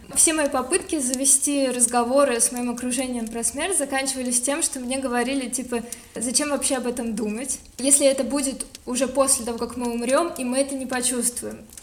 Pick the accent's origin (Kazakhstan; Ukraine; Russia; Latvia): Russia; Moscow; also born or lived in Kislovodsk, Russia; Вообще, я родилась в Кисловодске, но когда мне было полгода, мои родители переехали в Москву